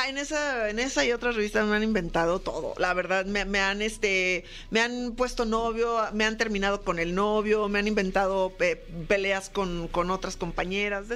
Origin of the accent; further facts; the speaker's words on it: Lagos de Moreno, Jalisco, Mexico; moved away; also born or lived in León, Guanajuato; yo estuve, muchos años estuve en Guanajuato, sí me siento como de león realmente, ahí estuve en mi carrera, estudié comunicación, aparte de la actuación, este, pero en, realidad yo nací en Lagos de Moreno, mucha gente no sabe, pero yo soy de jalisciense.